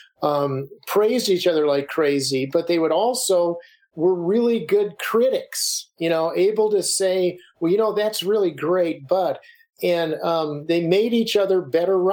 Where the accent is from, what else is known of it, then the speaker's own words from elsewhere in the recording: Arizona, United States; I'm from Arizona